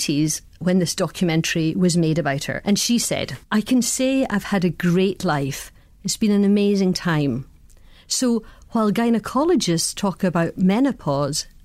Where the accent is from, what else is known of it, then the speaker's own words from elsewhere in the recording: Scotland, United Kingdom; I'm Scottish, I'm white, and I'm a lesbian.